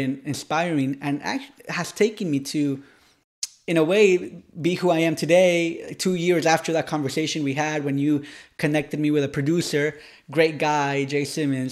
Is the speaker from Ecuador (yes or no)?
yes; Ecuador; moved away as an adult; also born or lived in United States / Tennessee, United States; now in Miami, United States; I was raised in Ecuador, college in, in, in, in Tennessee. I was born in the United States